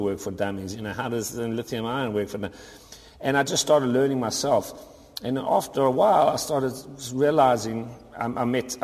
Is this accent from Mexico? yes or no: no; South Africa; moved away; I'm originally from South Africa